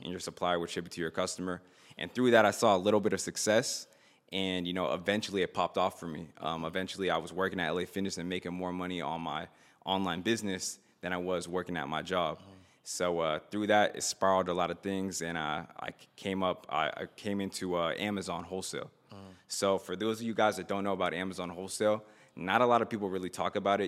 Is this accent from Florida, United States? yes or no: yes; Miami, Florida, United States; I grew up in, I was born in Miami